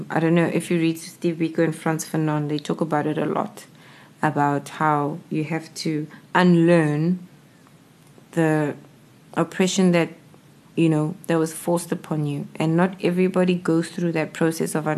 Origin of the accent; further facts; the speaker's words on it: South Africa; being South African